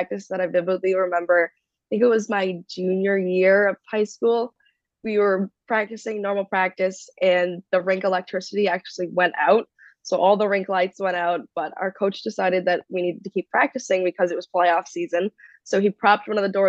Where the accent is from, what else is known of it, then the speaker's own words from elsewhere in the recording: Massachusetts, United States; I'm definitely born and raised in Massachusetts